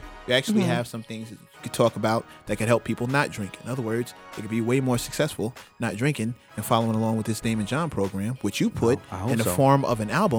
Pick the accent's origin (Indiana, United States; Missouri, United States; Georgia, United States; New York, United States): New York, United States; New York City; I'm from South Jamaica.